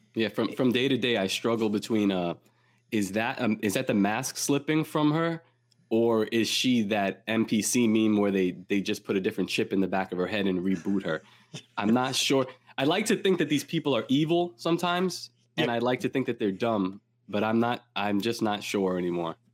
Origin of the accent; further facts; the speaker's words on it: New York City, New York, United States; where I grew up in Coney Island